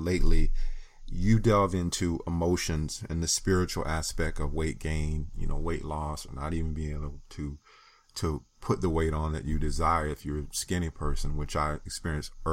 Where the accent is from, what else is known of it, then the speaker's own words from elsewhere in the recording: the South, United States; I'm from the South. I grew up in the South